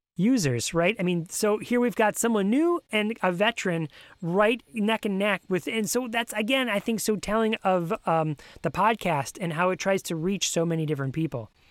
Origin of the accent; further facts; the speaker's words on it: New York, United States; now in Virginia, United States; I'm originally from New York